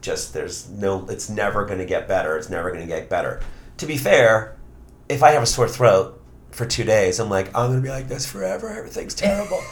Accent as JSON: {"language": "English", "town": "New York City", "region": "New York", "country": "United States", "tie": "born or raised there", "also_born_or_lived": "Long Island", "said": "I grew up in Queens"}